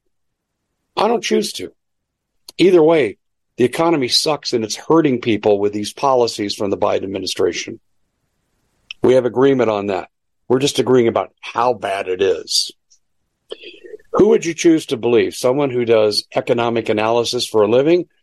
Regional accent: Denver, Colorado, United States; I grew up in the Mile High City

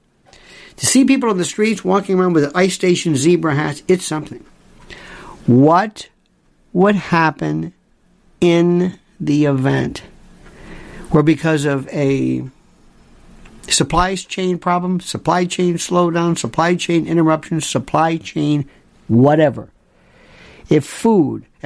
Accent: Florida, United States; Growing up in Florida

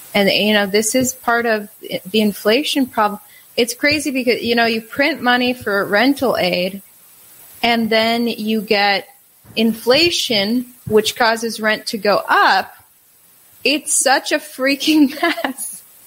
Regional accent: Wisconsin, United States; moved away as an adult; also born or lived in New York / South Carolina / Kentucky / Minnesota; I grew up in Wisconsin, then uh, school in New York, work in South Carolina, work in Kentucky, work in Minnesota, work in Texas

